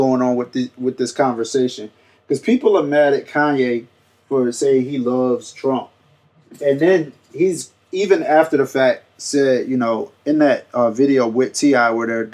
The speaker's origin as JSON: {"language": "English", "town": "Atlantic City", "region": "New Jersey", "country": "United States", "tie": "born or raised there", "said": "me growing up in Atlantic City"}